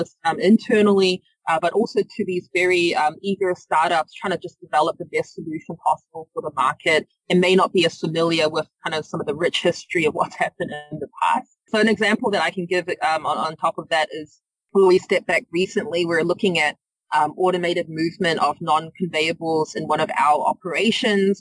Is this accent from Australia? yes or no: no; New Zealand; moved away; You might hear from my accent. I'm not from the area. I'm from New Zealand